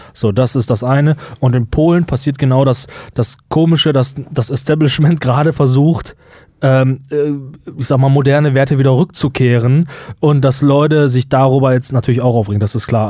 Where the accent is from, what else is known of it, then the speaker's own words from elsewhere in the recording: Germany; wir als Deutsche